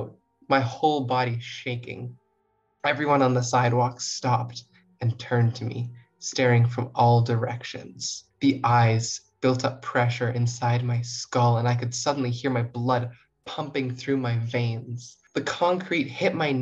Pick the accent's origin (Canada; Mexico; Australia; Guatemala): Canada; Rosse, New Brunswick; moved away as an adult; now in Toronto, Canada; I'm not from Toronto. I come from a very small town called Rosse, New Brunswick